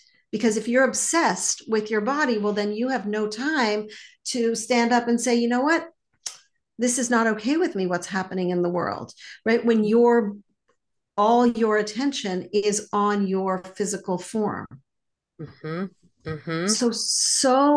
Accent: Montreal, Quebec, Canada; And I grew up in Montreal and I learned French growing up

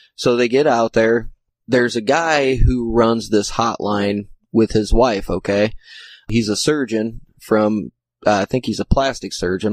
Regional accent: Indiana, United States; I'm from the Midwest, I'm from Indiana

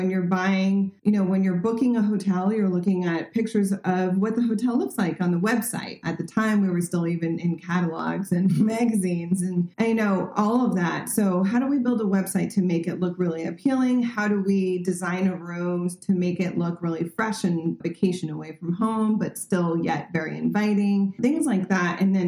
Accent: Paris, Île-de-France, France; also born or lived in Cannes; So yeah, born and raised in France. I'm bilingual. I'm also bicultural. So I have 2 passports. So I'm very grateful for that honor. And grew up in Paris mostly, but summered in Cannes, which is in the south of France

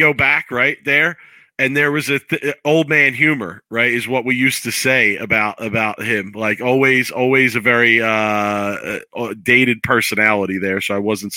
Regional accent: Philadelphia, Pennsylvania, United States; I'm from Philly

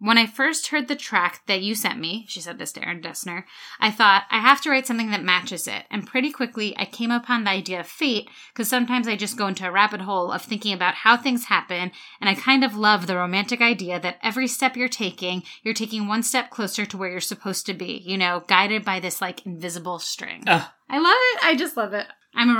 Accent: New Jersey, United States; my home state of New Jersey

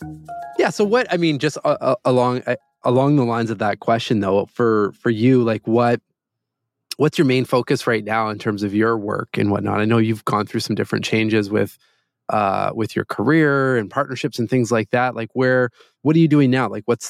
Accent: Toronto, Ontario, Canada; Here from Toronto, Canada.

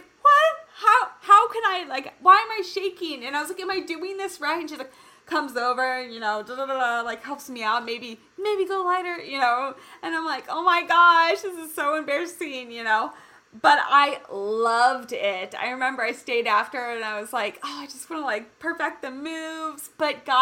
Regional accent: Kansas City, United States; now in California, United States; I was born and raised in Kansas City, and I remember, I mean, I've lived kind of in multiple places in California

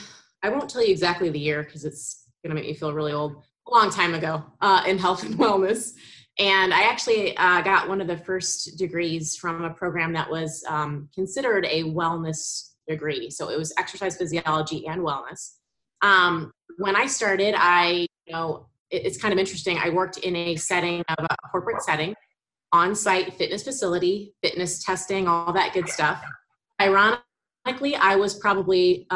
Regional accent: St. Louis, Missouri, United States; also born or lived in Indiana; now in Wyoming, United States; So I am in Wyoming, and I am from St. Louis, although I lived kind of all over the place. I've been on both coasts, and I went to school in Indiana, so kind of all over the place a little bit.

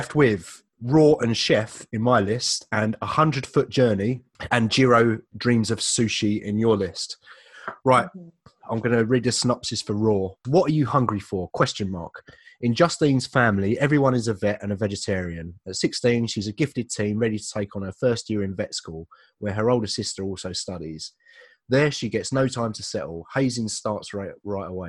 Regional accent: Leigh-on-Sea, East of England, United Kingdom; my hometown

